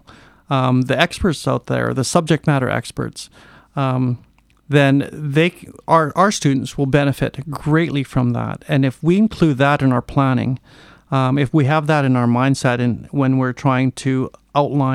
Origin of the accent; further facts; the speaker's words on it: Port Hardy, British Columbia, Canada; I grew up in Port Hardy and then I graduated there and then taught there for 14 years